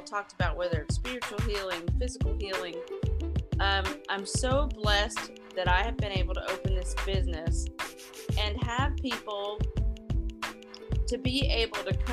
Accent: New York, United States; I was born in New York

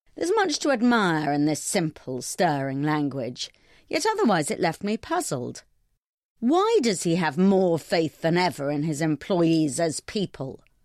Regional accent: London, United Kingdom; I'm a Londoner

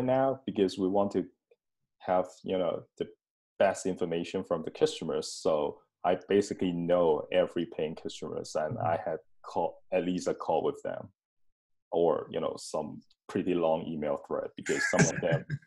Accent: Hong Kong; moved away as an adult; now in Tallinn, Estonia; my hometown, Hong Kong

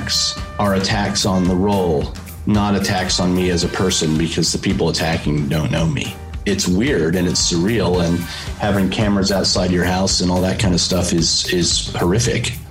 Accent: Connecticut, United States; moved away as an adult; also born or lived in New York; now in Australia; I was born in New York and grew up in Connecticut.

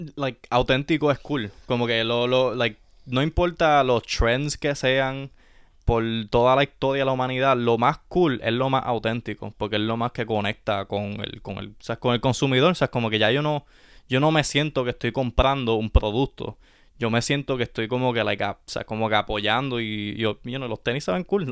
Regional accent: Puerto Rico; nosotros como puertorriqueños

